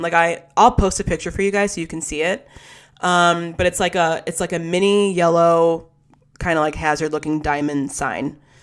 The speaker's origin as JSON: {"language": "English", "town": "West Bloomfield", "region": "Michigan", "country": "United States", "tie": "born or raised there", "said": "growing up in West Bloomfield, Michigan, it's where I grew up"}